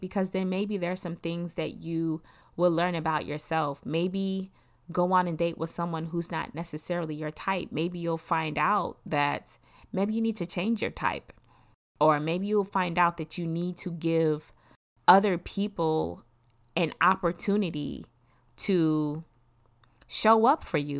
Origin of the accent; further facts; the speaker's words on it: Detroit, Michigan, United States; moved away; also born or lived in Germany; another friend that I grew up in Detroit